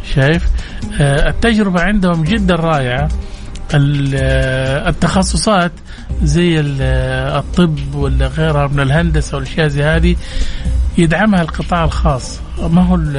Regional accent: Saudi Arabia; عندنا في السعودية

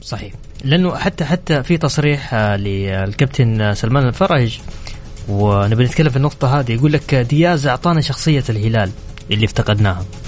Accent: Mecca, Makkah Province, Saudi Arabia; انا اليوم واحد من ابناء مكه تربيت في مكه

